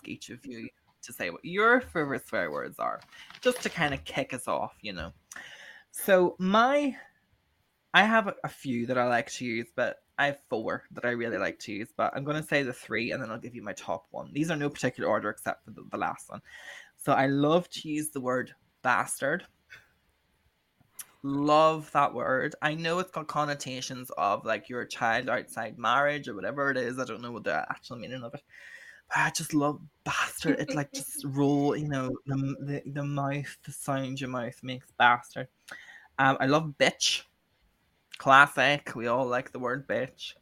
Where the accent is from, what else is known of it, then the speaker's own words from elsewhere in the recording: Northern Ireland, United Kingdom; the other three of us are from Northern Ireland